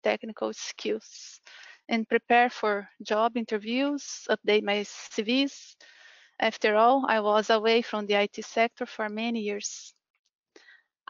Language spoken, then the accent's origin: English; Brazil; moved away as an adult; now in Ireland; I'm from Brazil, and I've been living here in Ireland since 2017.